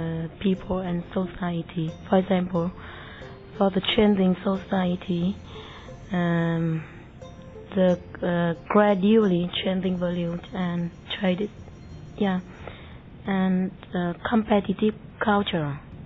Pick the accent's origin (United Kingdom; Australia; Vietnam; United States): Vietnam; I come from Vietnam.